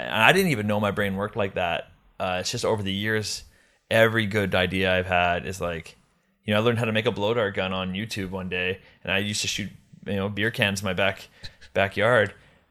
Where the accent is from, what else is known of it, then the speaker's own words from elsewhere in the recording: Canada; Because I'm Canadian, I got to keep getting this O-1 every 3 years.